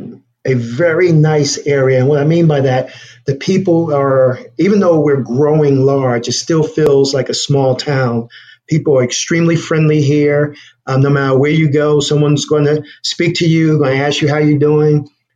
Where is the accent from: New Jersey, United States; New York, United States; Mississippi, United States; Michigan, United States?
New Jersey, United States; also born or lived in Los Angeles, California; now in Nashville, United States; But I'm originally from New Jersey and grew up in New Jersey, moved to California, and then came to Nashville.